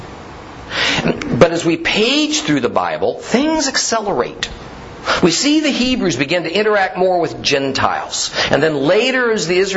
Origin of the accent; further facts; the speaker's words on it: Southern California, United States; I was born and raised in Southern California